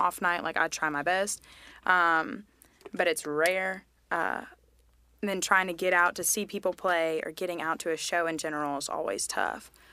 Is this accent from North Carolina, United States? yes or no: yes; Mint Hill, North Carolina, United States; also born or lived in Tennessee / Charlotte; growing up in Mint Hills